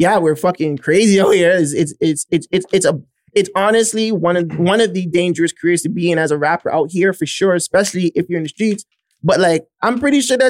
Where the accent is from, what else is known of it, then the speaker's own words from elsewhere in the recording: Kentucky, United States; we're ESTG from Kentucky